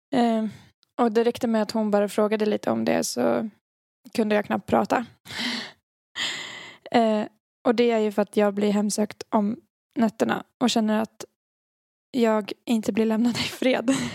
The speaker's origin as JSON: {"language": "Swedish", "region": "Dalarna County", "country": "Sweden", "accent": "Dalmål", "said": "jag känner mitt dalmål drog, drog, dalmål drog igång"}